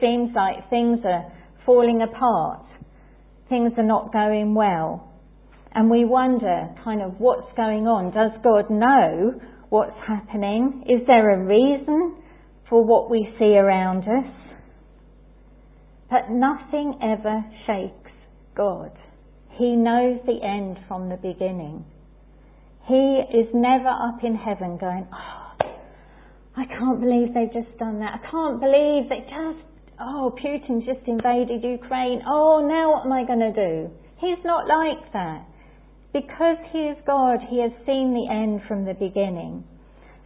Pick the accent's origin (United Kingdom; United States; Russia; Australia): United Kingdom; England; as English people